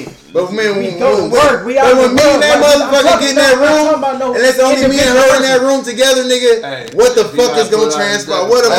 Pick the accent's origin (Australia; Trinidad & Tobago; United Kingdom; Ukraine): Trinidad & Tobago; I'm from Trinidad. I know.